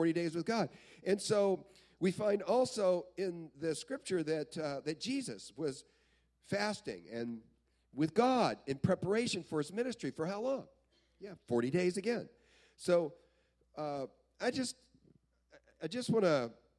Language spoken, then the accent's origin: English; Belton, Texas, United States; where I grew up down in Belton, Texas